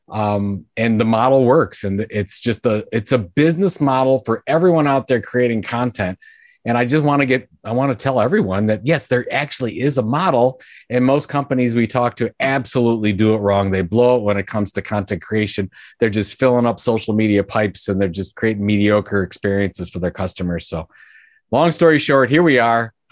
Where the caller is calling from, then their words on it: Cleveland, Ohio, United States; I'm in Cleveland, Ohio